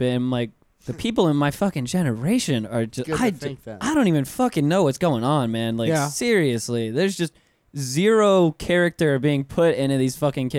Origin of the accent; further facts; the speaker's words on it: North Florida, United States; now in Orlando, United States; growing up in North Florida, you know, I was like 10 minutes away from Alabama state lines, so it's a completely different completely different world there.